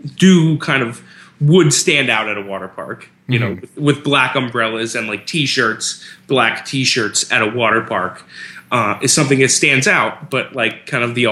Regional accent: South Florida, United States; we grew up in South Florida

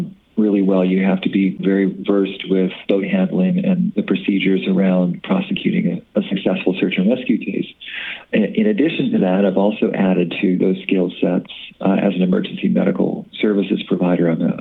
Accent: Bay Area, California, United States; now in Des Moines, United States; I grew up on the Upper California coast

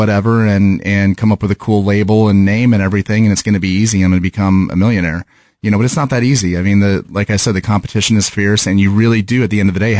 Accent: Kansas City, Missouri, United States; I haven't really experienced any pushback because of the fact that we're from Kansas City.

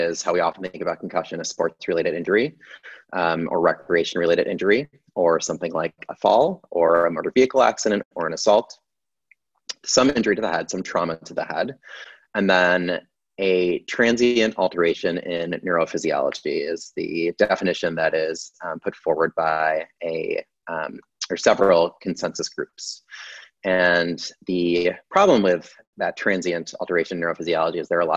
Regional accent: Syracuse, New York, United States; moved away as an adult; now in Philadelphia, United States; I grew up in upstate New York. I'm from Syracuse

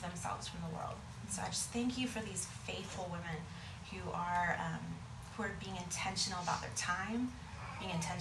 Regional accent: San Antonio, Texas, United States; I grew up in San Antonio, on the west side

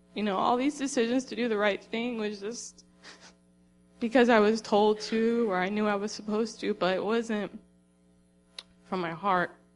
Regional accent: Florida, United States; moved away as an adult; also born or lived in Tennessee; I grew up in Florida

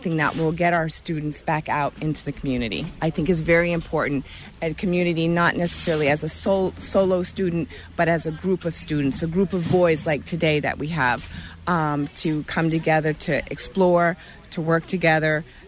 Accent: Winterport, Maine, United States; I'm from Winterport, Maine.

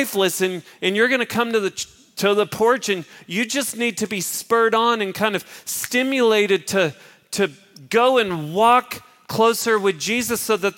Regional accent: Dallas, Texas, United States; I was born in Medical City right down the street

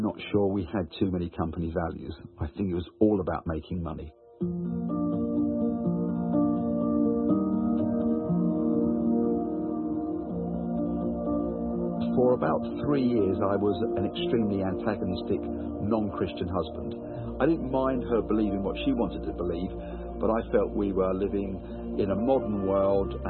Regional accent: Wembley, London, United Kingdom; I was born in Wembley. In the early 60s, as a family, we had very little or no money.

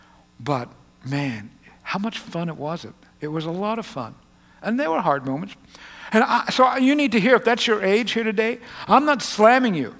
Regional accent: United States; As American Christians, and even more, more so than just Americans, as American Christians

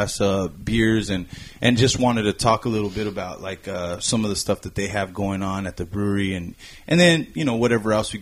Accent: New Mexico, United States; I'm from New Mexico

